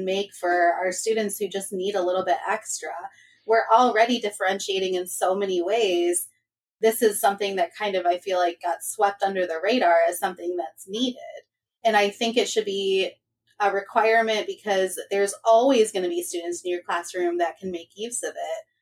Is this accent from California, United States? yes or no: no; Michigan, United States; I am from Michigan.